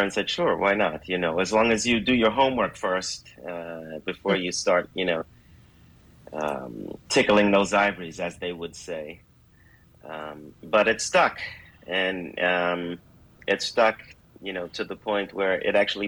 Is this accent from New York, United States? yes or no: yes; New York City, New York, United States; I grew up in the Bronx in New York City